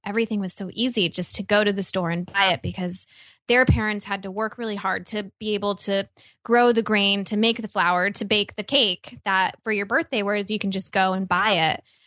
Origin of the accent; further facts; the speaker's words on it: Midwest, United States; I grew up in the Midwest